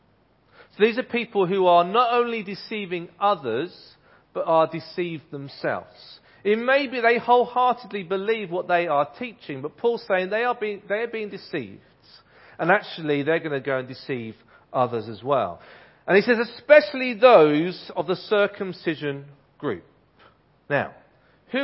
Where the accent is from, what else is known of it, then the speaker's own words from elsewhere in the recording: Ipswich, East of England, United Kingdom; I grew up in Ipswich. I went to a primary school called Gusford Primary School in Ipswich